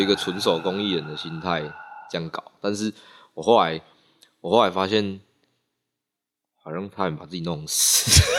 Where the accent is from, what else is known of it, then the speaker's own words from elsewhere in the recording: Nantou County, Taiwan; also born or lived in Taichung; 我是南投人